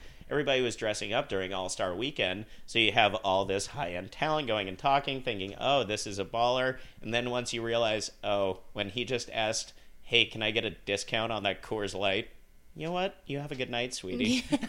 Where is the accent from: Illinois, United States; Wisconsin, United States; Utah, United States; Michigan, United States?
Utah, United States; Salt Lake City; I grew up in Salt Lake